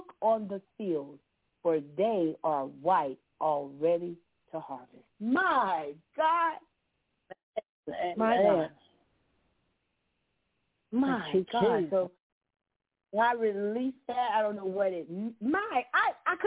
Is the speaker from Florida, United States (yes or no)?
yes; Florida, United States; now in Georgia, United States; I grew up in Florida. I didn't see any cotton down there. We had orange trees and citrus, but I moved up to Georgia